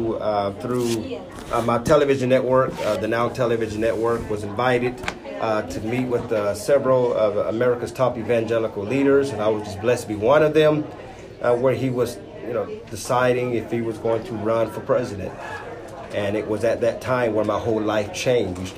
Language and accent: English; Greenville, South Carolina, United States; The great state of South Carolina